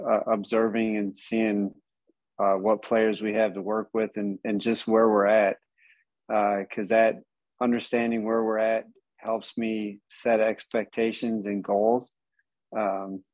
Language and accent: English; Michigan, United States; moved away as an adult; also born or lived in Katy, Texas / Houston, Texas / Penang, Malaysia; I got offered the job here at USA, my hometown, principal and head girls basketball coach